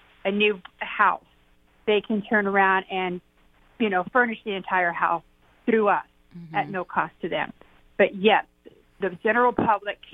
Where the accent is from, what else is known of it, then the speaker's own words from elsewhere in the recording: Graham County, Arizona, United States; moved away; I'm from Graham County